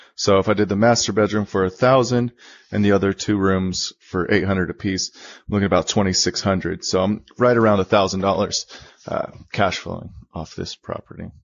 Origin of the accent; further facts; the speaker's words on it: Bay Area, California, United States; moved away as an adult; now in Sacramento, United States; I grew up in the Bay Area.